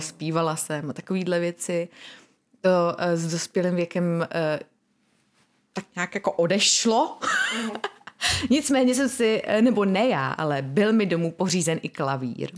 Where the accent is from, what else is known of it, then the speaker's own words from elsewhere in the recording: Czechia; jako každý Čech